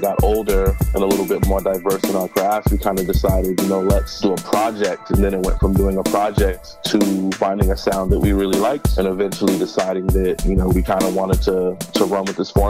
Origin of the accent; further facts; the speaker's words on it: Boston, Massachusetts, United States; parents are like from South Mississippi. Yeah, but we are born and raised in Boston, and parents also born in Boston.